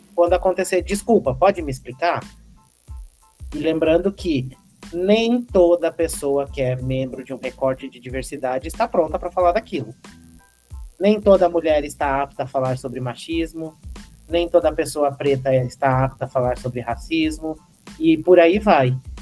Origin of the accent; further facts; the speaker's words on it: Carazinho, Rio Grande do Sul, Brazil; moved away; eu nasci lá no interior do Rio Grande do Sul, uma cidade que se chama Carazinho